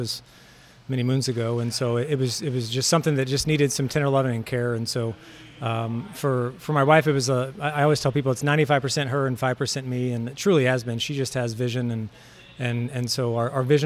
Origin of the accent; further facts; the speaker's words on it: Lindsborg, Kansas, United States; So I'm originally from Lindsborg. I was born and raised in Lindsborg.